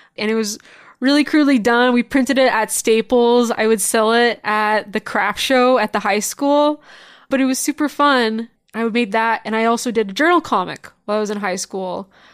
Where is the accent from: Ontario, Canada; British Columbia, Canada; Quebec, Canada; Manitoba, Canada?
Ontario, Canada; Niagara Falls; moved away as an adult; now in Toronto, Canada; I initially grew up actually in Niagara Falls